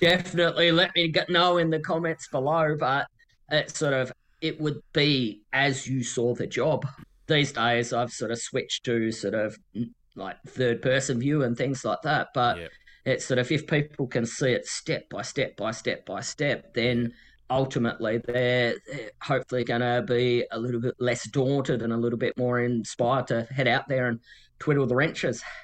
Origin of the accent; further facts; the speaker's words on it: Tasmania, Australia; I Ride Tasmania, uh, which is my home state